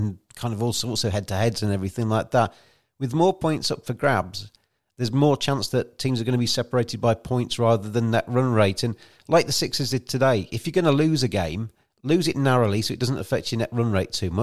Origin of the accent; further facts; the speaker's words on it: England, United Kingdom; an Englishman